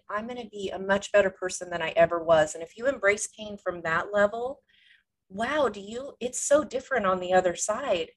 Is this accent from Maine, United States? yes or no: no; California, United States; moved away as an adult; also born or lived in Washington State; now in Washington, United States; I grew up in California